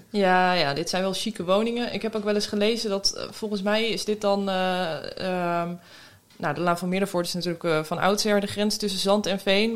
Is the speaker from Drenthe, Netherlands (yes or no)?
yes; near Havelte / Steenwijkerwold, Drenthe, Netherlands; now in The Hague, Netherlands; het hunebed bij Havelte. Dat is ook vlakbij waar ik ben opgegroeid